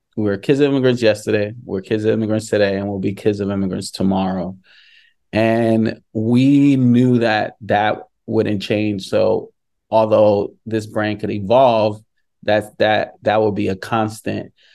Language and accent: English; New York, United States; growing up in New York